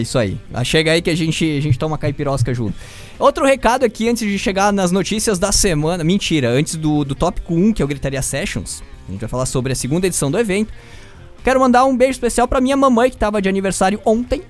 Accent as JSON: {"language": "Portuguese", "country": "Brazil", "said": "eu sou brasileiro"}